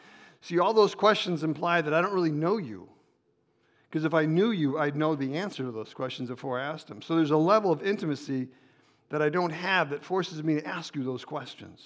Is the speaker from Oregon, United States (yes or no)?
no; Chicago, Illinois, United States; moved away as an adult; I'm from Chicago originally, but I was there for 30 years